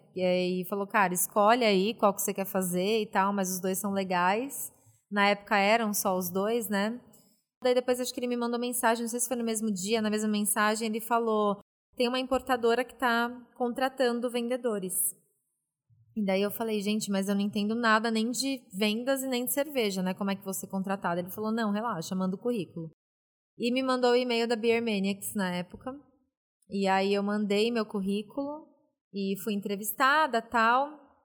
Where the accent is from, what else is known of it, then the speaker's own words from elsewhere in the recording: São Paulo, Brazil; nasci na ZL, né? Famosa Zona Leste de São Paulo.